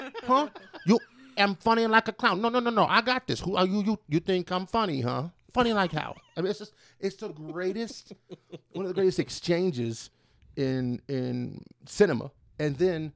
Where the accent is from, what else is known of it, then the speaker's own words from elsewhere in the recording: Wolfforth, Texas, United States; I'm a dude from Wolford, Texas